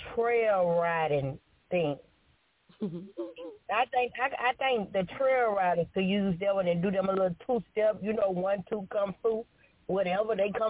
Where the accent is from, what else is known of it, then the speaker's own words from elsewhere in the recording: the South, United States; I'm from the South